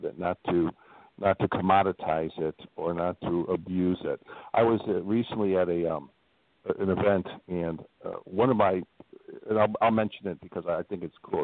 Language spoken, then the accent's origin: English; Midwest, United States; now in Northwest Indiana, United States; I'm from the Midwest